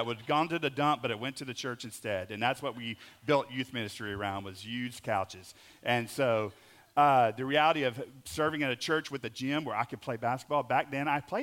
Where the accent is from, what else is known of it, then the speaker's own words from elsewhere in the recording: Oklahoma, United States; moved away as an adult; now in Howe, United States; My family, I grew up in Oklahoma